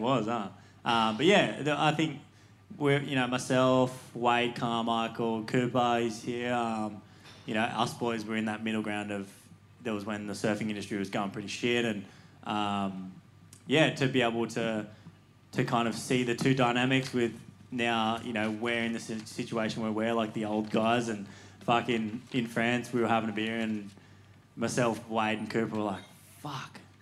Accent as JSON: {"language": "English", "town": "Cronulla", "region": "New South Wales", "country": "Australia", "tie": "born or raised there", "said": "growing up in Cronulla"}